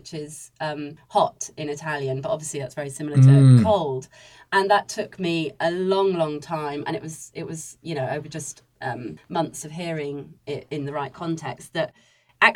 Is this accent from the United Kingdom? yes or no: yes; Wales, United Kingdom; I am actually Welsh